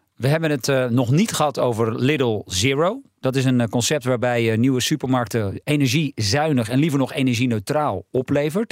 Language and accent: Dutch; Heiloo, North Holland, Netherlands; Ik kom zelf uit Heilo.